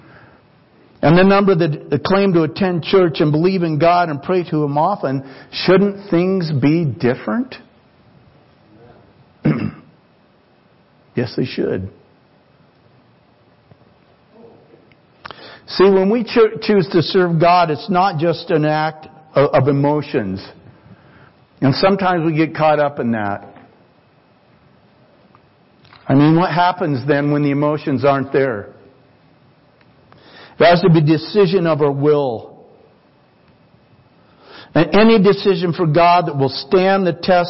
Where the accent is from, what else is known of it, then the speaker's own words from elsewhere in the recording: United States; I was born in the United States of America